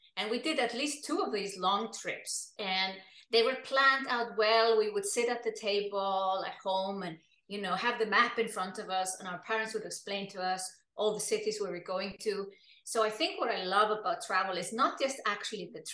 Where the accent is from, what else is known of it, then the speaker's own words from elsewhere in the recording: Iceland; moved away as an adult; also born or lived in Germany / United Kingdom; now in Switzerland; I come from Iceland, and Iceland is an island in the North Atlantic Ocean